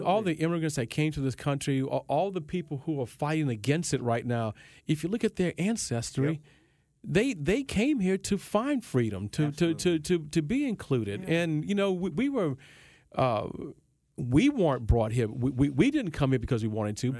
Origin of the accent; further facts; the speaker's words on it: Baton Rouge, Louisiana, United States; also born or lived in New Orleans; I grew up in Baton Rouge, I was in New Orleans mm-hmm. quite a mm-hmm. bit